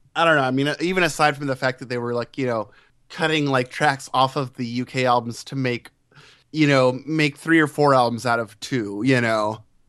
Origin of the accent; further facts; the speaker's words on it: United States; being an American